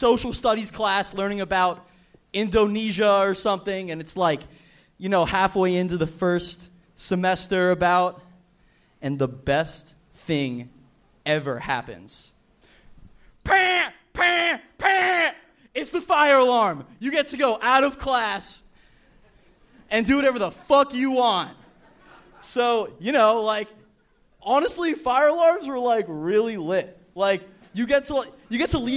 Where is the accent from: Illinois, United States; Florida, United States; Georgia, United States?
Florida, United States; Miami Beach; also born or lived in Fort Lauderdale; I grew up in Miami Beach, but I live in Fort Lauderdale.